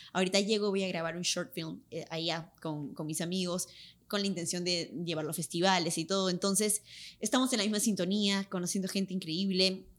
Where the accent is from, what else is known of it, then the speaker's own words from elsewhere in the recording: Lima, Peru; accent: Limeño; moved away as an adult; now in Los Angeles, United States; va a estar más fuerte mi acento peruano, claro. porque ahorita he estado hablando full, full, full español y con mi acento limeño